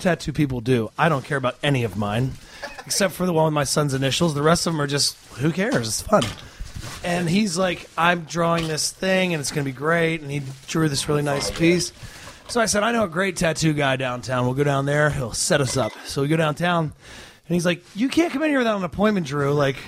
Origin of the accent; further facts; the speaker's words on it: Australia; Oh, hell yeah. Jacko, I'm actually Australian.